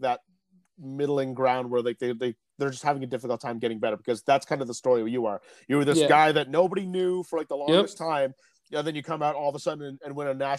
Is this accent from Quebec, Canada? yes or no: no; Peterborough, Ontario, Canada; I'm from this place, Peterborough. It's like the small town